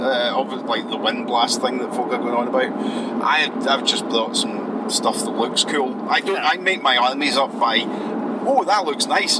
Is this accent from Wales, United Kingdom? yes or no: no; Scotland, United Kingdom